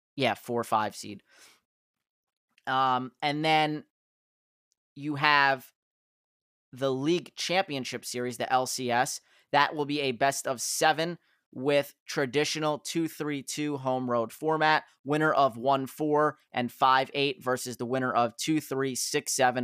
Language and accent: English; New Jersey, United States; my hometown